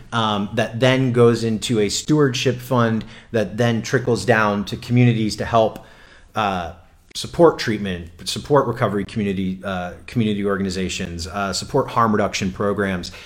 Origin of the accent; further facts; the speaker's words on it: South Florida, United States; I'm from South Florida